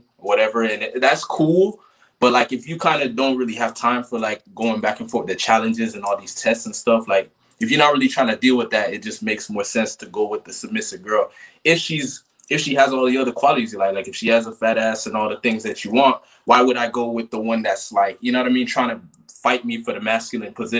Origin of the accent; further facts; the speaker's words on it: Kissimmee, Florida, United States; moved away; was born in Kissimmee, Florida. I spent most of my life there.